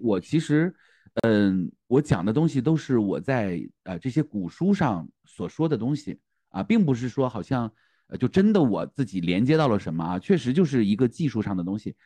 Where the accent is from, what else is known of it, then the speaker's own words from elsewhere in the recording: Northeast China, China; 因为我是东北人嘛，东北人他本身就对萨满这件事儿是不太排斥的啊，我们叫跳大神儿啊